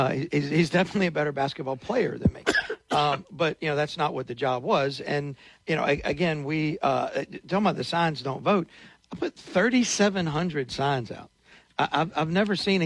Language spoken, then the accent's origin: English; Natchitoches, Louisiana, United States; we're from Natchitoches, and I dearly love Natchitoches